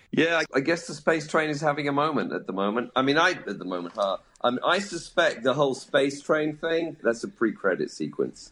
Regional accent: United Kingdom; moved away; my home country, Britain

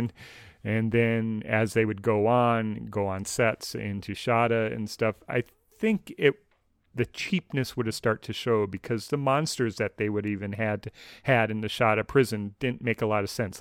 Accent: United States; as an American with no tea culture

